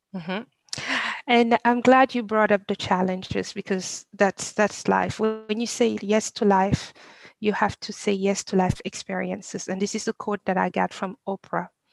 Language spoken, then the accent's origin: English; Senegal; moved away as an adult; now in United States; I was born and raised in Senegal. I come to I came to the US when I was um, 19